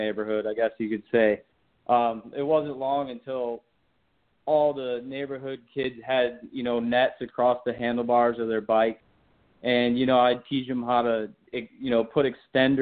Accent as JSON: {"language": "English", "region": "Michigan", "country": "United States", "tie": "born or raised there", "said": "I grew up in Michigan"}